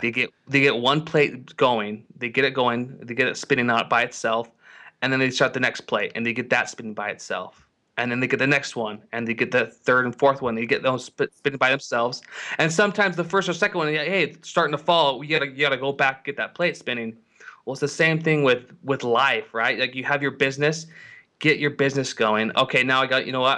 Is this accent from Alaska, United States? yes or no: no; Salt Lake City, Utah, United States; I'm from Salt Lake City, Utah